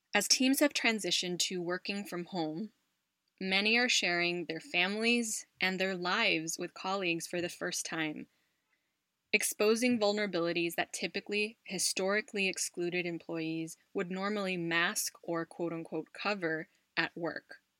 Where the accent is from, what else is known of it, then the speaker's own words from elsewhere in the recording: United States; a tech company based out of the US, my home country